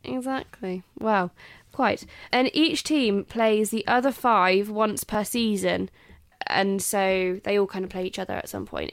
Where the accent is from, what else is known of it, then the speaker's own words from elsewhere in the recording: England, United Kingdom; I'm English.